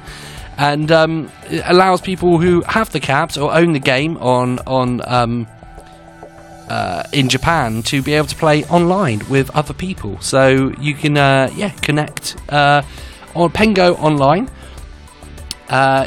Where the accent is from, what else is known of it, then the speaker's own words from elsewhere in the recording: England, United Kingdom; That's just my Englishness coming out